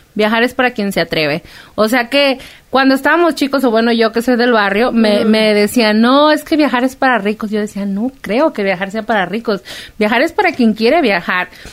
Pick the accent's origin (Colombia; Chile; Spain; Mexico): Mexico; Guadalajara, Jalisco; en Guadalajara, yo soy de Guadalajara